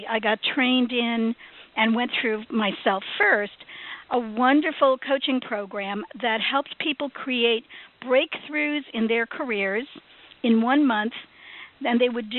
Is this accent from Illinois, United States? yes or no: yes; Chicago, Illinois, United States; moved away as an adult; now in Hollywood, United States; when I came out to Hollywood from Chicago in my early 20s, I ended up working in film production